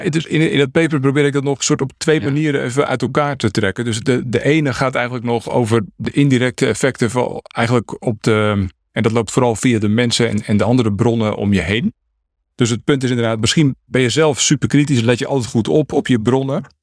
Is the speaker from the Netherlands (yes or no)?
yes; Netherlands; ik kan fietsen, ik ben een Hollandse jongen. Dus eh, ik fiets al vanaf dat ik, eh, weet ik veel, twee of drie was.